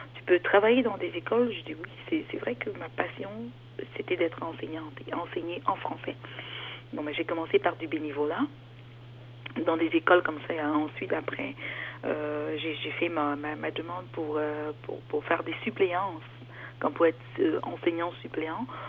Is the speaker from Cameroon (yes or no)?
yes; Cameroon; moved away as an adult; also born or lived in Germany / Toronto, Canada; now in Ontario, Canada; je suis d'origine camerounaise